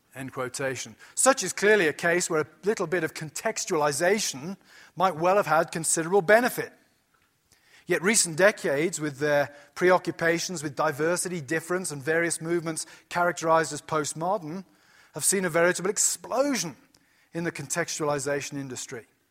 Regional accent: United Kingdom; moved away as an adult; now in United States; when you come to America as British

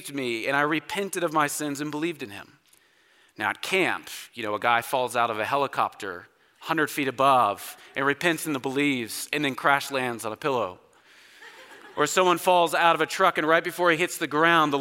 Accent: Oklahoma, United States; So I grew up in Oklahoma, spent all of my life there

